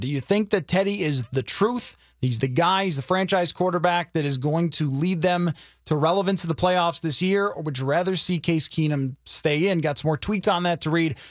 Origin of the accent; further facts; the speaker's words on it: the East, East Coast, United States; moved away; was growing up on the East